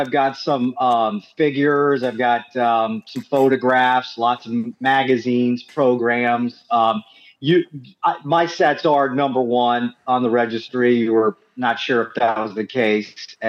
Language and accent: English; Orlando, Florida, United States; I'm 44 years old, and so I started watching wrestling in diapers. You know, I'm from Orlando, Florida